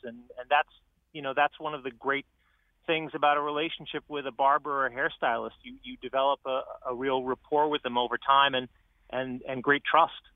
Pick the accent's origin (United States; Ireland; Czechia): United States; New York City, New York; now in West Hartford, United States; I grew up in Harlem